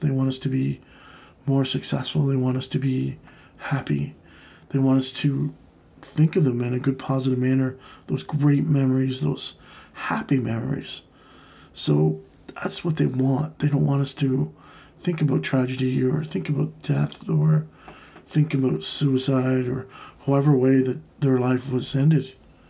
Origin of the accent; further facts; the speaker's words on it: Canada; And, you know, with my home country here in Canada, I mean, we've taken a kind of a step back.